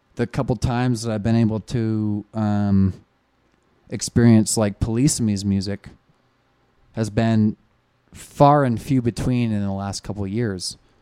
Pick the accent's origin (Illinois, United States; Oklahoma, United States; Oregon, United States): Oregon, United States; Sisters; also born or lived in Portland, Oregon; I'm from Oregon. Hello. I'm pr, I'm a, fr, I'm from a town you've never heard of.